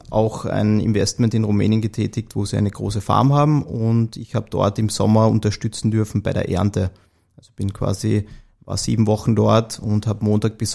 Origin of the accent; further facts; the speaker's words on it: Carinthia, Austria; Also ich wie man es ja an meiner Stimme hört, bin ich in Kärnten aufgewachsen, geboren, ähm, dort zur Schule gegangen und meine erste Station, also universitäre Station, war dann in Wien.